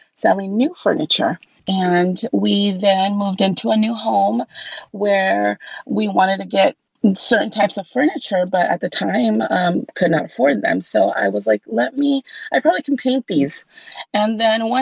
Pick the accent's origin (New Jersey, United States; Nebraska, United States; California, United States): California, United States; Los Angeles; also born or lived in Covina, California; I did grow up in California. I actually grew up in Los Angeles. I lived there until I was 14 years old